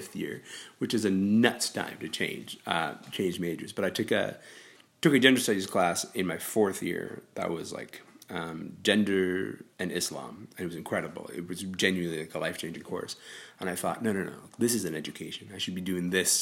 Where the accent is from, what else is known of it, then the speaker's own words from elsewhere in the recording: Sudan; now in Canada; I was born in Sudan. I've lived in this country for 22 years.